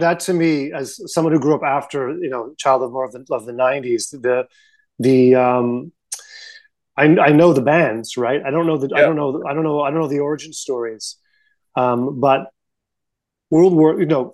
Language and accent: English; Canada